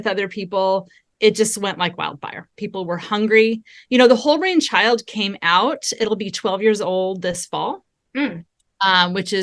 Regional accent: Southern California, United States; also born or lived in Texas; I was raised in Southern California, and I'm a California girl through and through

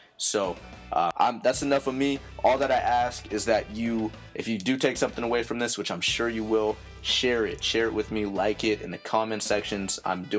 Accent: Mill Creek, Washington, United States; we grew up playing in Mill Creek Rockets, Snohomish County's finest

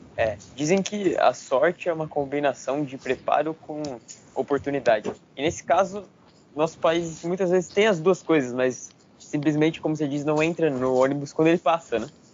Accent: Brazil; nós como brasileiros

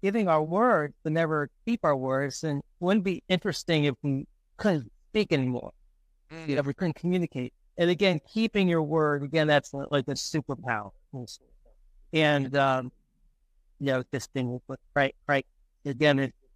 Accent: New York City, New York, United States; now in Hoboken, United States; I grew up in the Bronx

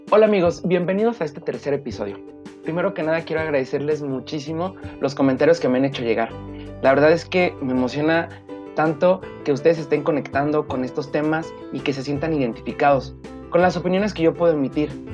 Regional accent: Mexico; como buen mexicano

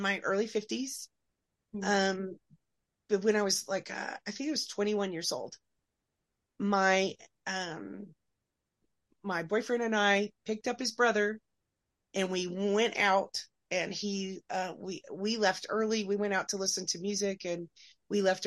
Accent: Oklahoma, United States; I grew up in Oklahoma

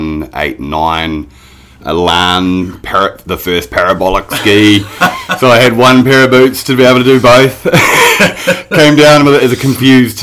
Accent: Napier, Hawke's Bay, New Zealand; I'm from the east coast of the North Island, a little town called Napier. Grew up surfing and skating

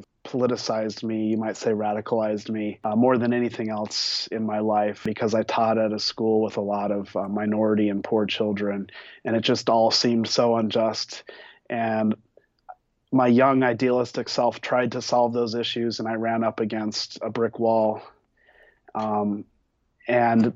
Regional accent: Denver, Colorado, United States; also born or lived in New Mexico; I grew up in Denver.

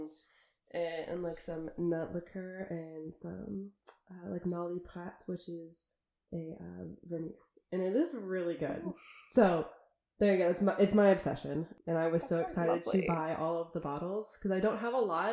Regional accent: United States; as an American coming from a country where we spend billions of dollars on elections.

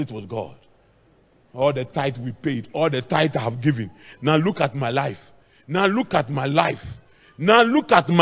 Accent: Akuapem, Eastern Region, Ghana; in my hometown, the Kwapims, our houses are very, very close.

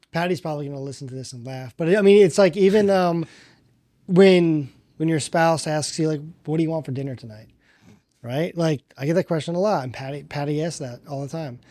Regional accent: Northeast, United States; now in South Florida, United States; I'm from the Northeast

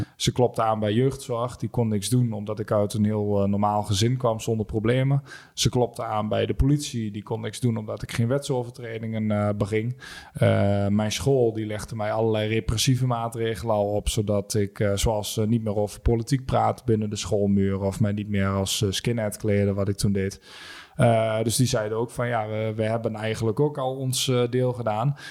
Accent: Almelo, Overijssel, Netherlands; 28 eh, uit Almelo.

